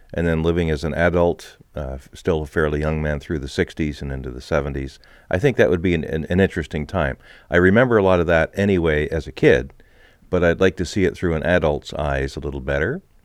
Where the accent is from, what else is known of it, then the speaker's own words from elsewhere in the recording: Montreal, Quebec, Canada; when I was growing up in Montreal